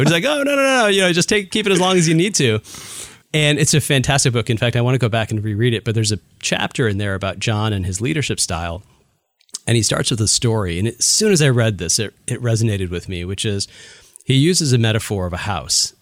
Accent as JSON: {"language": "English", "town": "Chicago", "region": "Illinois", "country": "United States", "tie": "born or raised there", "moved": "yes", "lives_now": "Bay Area, United States", "said": "I was born and raised in the Chicago area"}